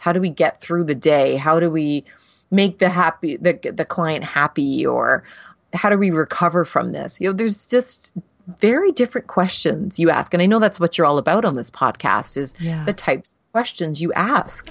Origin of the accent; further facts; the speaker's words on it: Canada; I'm Canadian